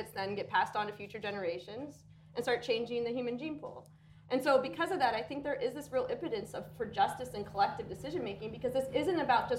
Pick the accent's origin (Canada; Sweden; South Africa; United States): Canada; I grew up in Canada